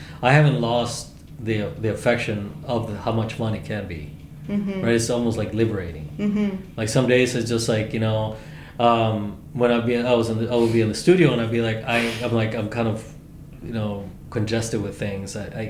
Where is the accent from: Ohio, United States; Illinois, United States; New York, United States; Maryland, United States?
Illinois, United States; Chicago; I'm not from California. I'm not from Texas. There was no skate parks in Chicago, right, in the city. So for me, it was like street skating